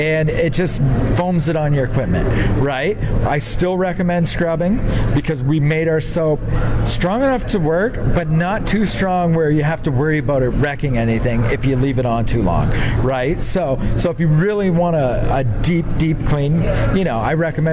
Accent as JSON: {"language": "English", "region": "Southern Ontario", "country": "Canada", "said": "I'm from Southern Ontario, so it's a lot more smaller farms sizes"}